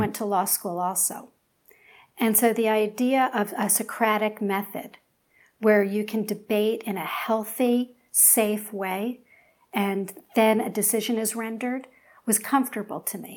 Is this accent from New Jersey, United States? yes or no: no; Philadelphia, Pennsylvania, United States; moved away; I'm from Philly